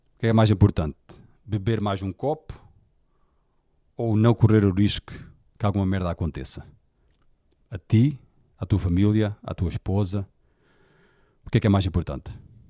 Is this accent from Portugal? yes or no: yes; Portugal; Eu nasci em Portugal, sou português